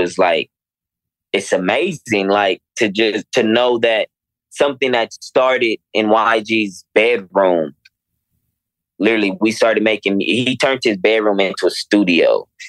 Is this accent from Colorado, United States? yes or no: no; Los Angeles, California, United States; And I promise you, now I'm from Los Angeles. I'm used to seeing like the takeovers and seeing lowriders being outside and things like that. I've seen that my whole life.